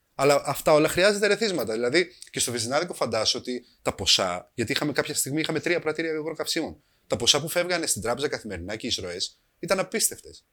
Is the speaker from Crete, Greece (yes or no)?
no; Kavala, Eastern Macedonia and Thrace, Greece; Είμαστε μια οικογένεια από την Καβάλα